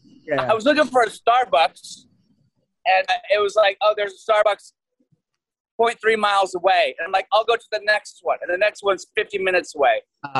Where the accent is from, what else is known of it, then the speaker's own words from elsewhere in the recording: Wales, United Kingdom; But I'm also Welsh, so I'd like to hear what he has to say.